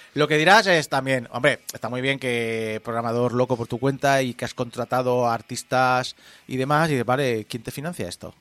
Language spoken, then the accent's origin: Spanish; Spain; accent: Spanish; como españoles, hablamos inglés con acento español